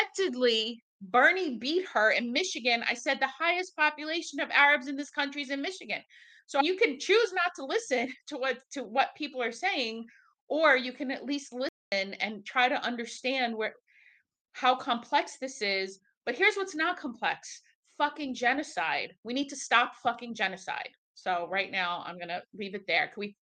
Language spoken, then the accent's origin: English; Egypt; now in United States; I was born in Egypt.